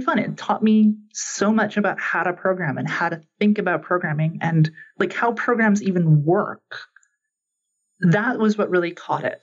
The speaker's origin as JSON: {"language": "English", "country": "Canada", "tie": "born or raised there", "said": "growing up in Canada"}